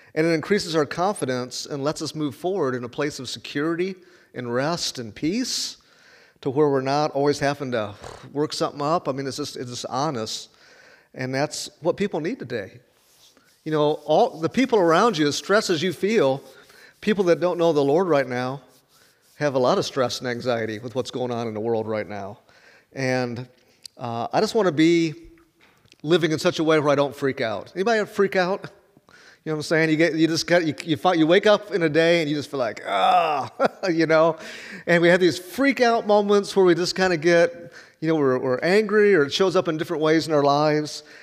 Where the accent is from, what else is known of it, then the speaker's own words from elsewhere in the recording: Chicago, Illinois, United States; moved away as an adult; also born or lived in Chattanooga, Tennessee; I'm from Chicago